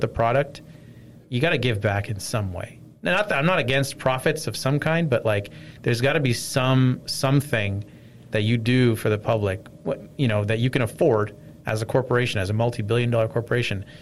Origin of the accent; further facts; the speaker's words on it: Nova Scotia, Canada; also born or lived in North York, Toronto, Ontario; now in Toronto, Canada; In North York, and then I grew up in Nova Scotia